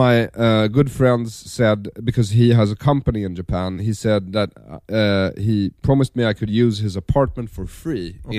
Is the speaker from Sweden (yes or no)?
yes; Sweden; I come from Sweden. It's a well-ordered, social democratic, yes, very clean country, conformist, consensus-seeking, passive-aggressive, socially demure people.